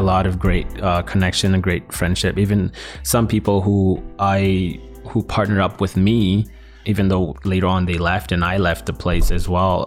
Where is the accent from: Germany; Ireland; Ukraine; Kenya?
Kenya; also born or lived in South Sudan; now in Canada; I was born in South Sudan, grew up in Kenya, and then I, I moved here. I moved here to Canada